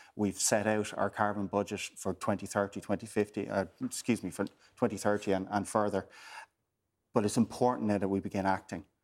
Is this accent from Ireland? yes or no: yes; Waterford, Munster, Ireland; I'm from Waterford